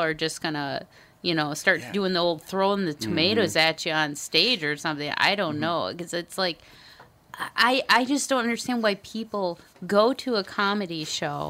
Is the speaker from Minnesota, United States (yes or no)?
yes; Minnesota, United States; I'm a Minnesotan.